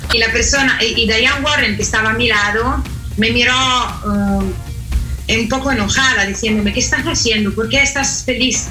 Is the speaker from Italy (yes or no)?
yes; Italy; Spanish is a second language; yo soy la eh, italiana más mexicana del mundo